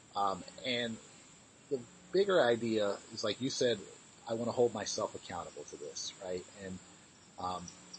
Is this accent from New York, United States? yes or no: yes; New York, United States; being a New Yorker